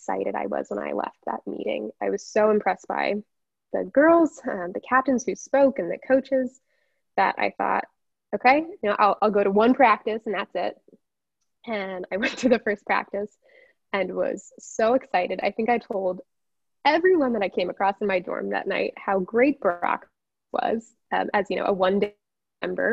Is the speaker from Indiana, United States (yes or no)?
yes; South Bend, Indiana, United States; I'm from South Bend, Indiana. Proud of it.